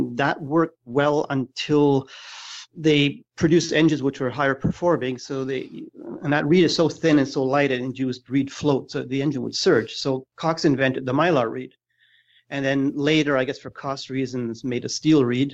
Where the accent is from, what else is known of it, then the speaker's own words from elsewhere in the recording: Germany; moved away; I'm originally from Germany